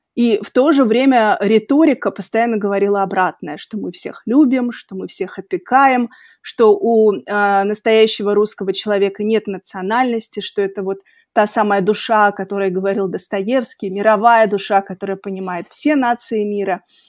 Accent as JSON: {"language": "Russian", "town": "Makhachkala", "region": "Dagestan", "country": "Russia", "tie": "born or raised there", "moved": "yes", "said": "я росла в Махачкале и закончила mm-hmm. там школу"}